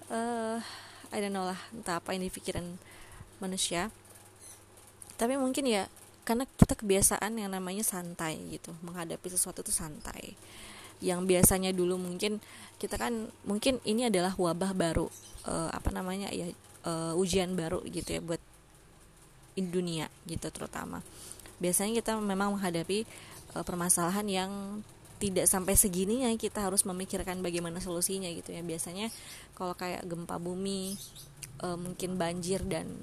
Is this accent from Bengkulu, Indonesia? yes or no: yes; Bengkulu, Indonesia; sama halnya dengan daerahku nih daerahku kebetulan di Bengkulu nih itu memang bisa dibilang masih di under uh, undernya average gitu ya di bawah rata-rata